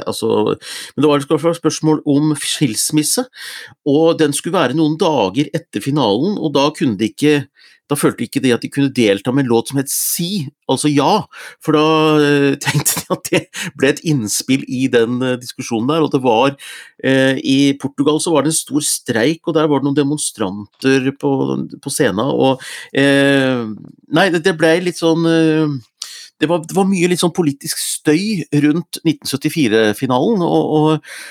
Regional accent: Gjøvik, Innlandet, Norway; moved away; Tavernaen hjemme i Hunndalen

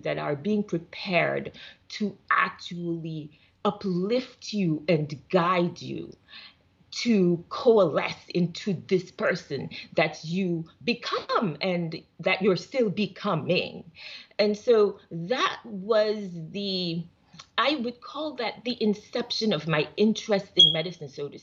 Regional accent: Jamaica; moved away; I'm originally from Jamaica.

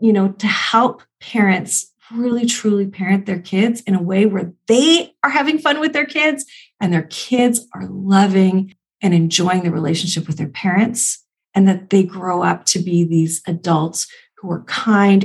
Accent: Canada; I'm Canadian

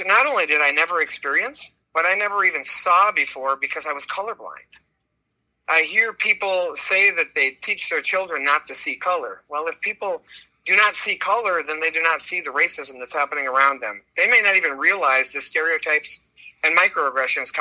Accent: Minnesota, United States; This is my home state where I've lived much of my life. And I've always thought of Minnesotans as these nice people

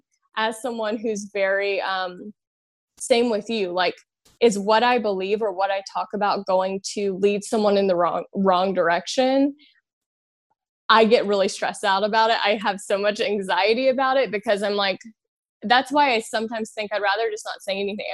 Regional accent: Louisiana, United States; also born or lived in California; now in Los Angeles, United States; So I'm from Louisiana. I'm from the South, and I grew up, I grew up in the church

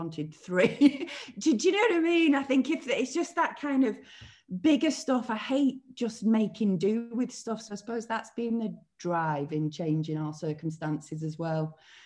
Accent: Billinge, North West England, United Kingdom; I was born in Billinge in Lancashire, near Wigan.

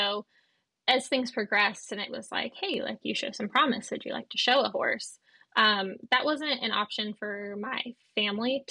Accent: California, United States; moved away as an adult; now in Ireland; by my accent, I am a California native as well

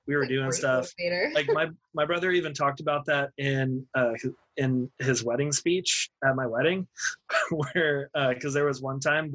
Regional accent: New Braunfels, Texas, United States; I was born in New Braunfels.

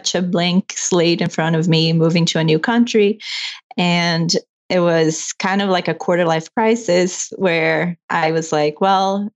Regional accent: Brazil; English is a second language; moved away as an adult; now in Canada; I'm from Brazil. And I moved here in 2013 when I married my husband, who's from Toronto.

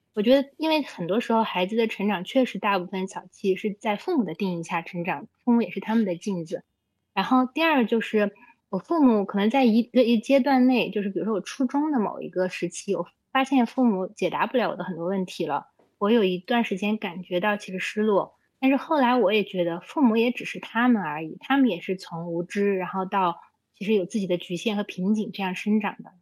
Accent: Xinjiang, China; also born or lived in Beijing / United States; now in Chengdu, China; 我小时候从小在新疆出生，然后在那里长大

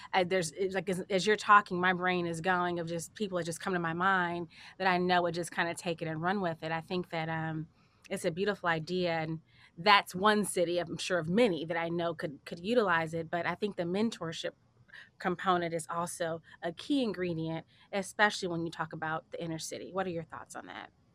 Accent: Chicago, Illinois, United States; moved away; I'm from Chicago originally, and, um, so I'm from the inner city

